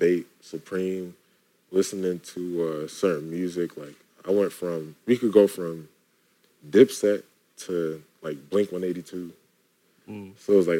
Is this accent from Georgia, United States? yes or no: no; New York, United States; It was cool. I grew up with I feel like I grew up with a lot of the culture.